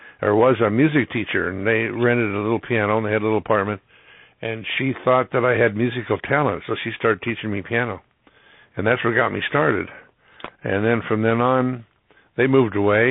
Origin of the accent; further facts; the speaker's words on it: Citrus Heights, California, United States; also born or lived in Los Angeles, California; I was born in what is now Citrus Heights. It was a part of Sacramento County back then. There was no Citrus Heights, but essentially it's Citrus Heights now, and lived there until 1979